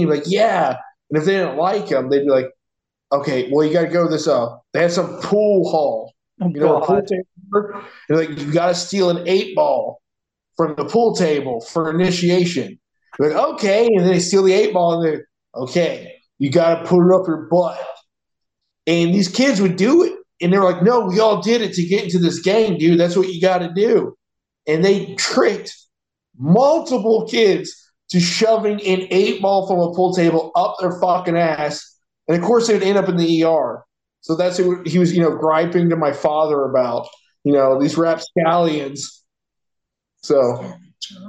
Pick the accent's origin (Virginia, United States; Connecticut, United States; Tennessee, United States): Tennessee, United States; Chattanooga; I grew up in Chattanooga, Tennessee